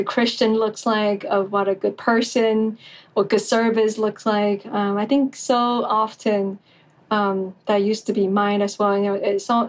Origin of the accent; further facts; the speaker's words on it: Taiwan; I'm from Taiwan